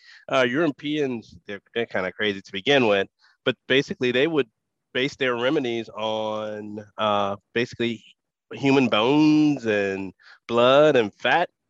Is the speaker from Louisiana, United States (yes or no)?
yes; New Orleans, Louisiana, United States; I am from New Orleans.